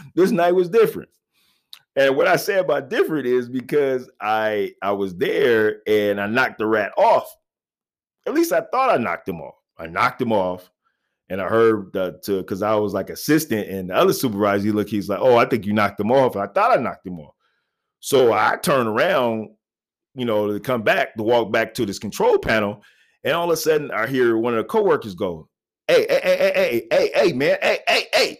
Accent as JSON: {"language": "English", "town": "Little Rock", "region": "Arkansas", "country": "United States", "tie": "born or raised there", "moved": "yes", "said": "I was born in Little Rock, Arkansas"}